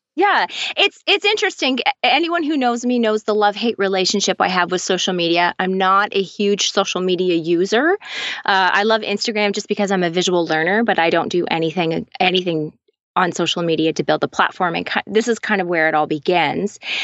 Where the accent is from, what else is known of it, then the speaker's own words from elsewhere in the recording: Canada; also born or lived in London, Ontario; I am Canadian